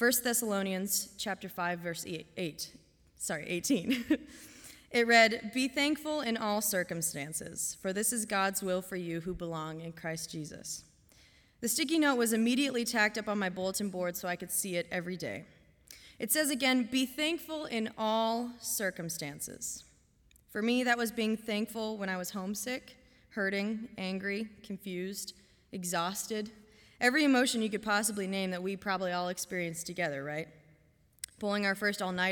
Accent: Canby, Oregon, United States; moved away as an adult; now in Goshen, United States; Home for me is about 3,000 miles away in Canby, Oregon

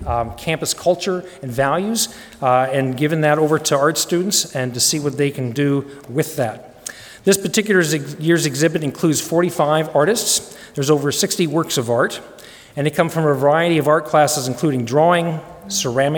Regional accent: Denver, Colorado, United States; I grew up in Denver.

